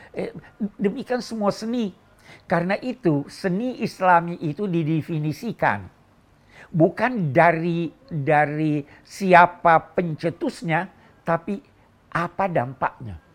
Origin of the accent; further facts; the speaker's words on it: Egypt; Saya yang yang eh, sejak kecil di Mesir senang mendengar nada-nada suara yang dinyanyikan oleh